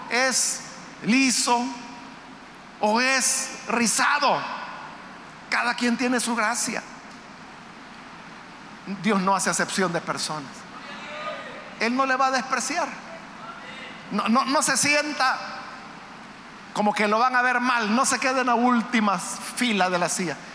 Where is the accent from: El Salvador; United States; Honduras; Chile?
El Salvador; La mayoría de los que estamos acá somos salvadoreños. Pero es posible que haya guatemaltecos, hondureños aquí en medio nuestro. Nicaragüenses. Hay muchos nicaragüenses que vienen a trabajar acá al Salvador.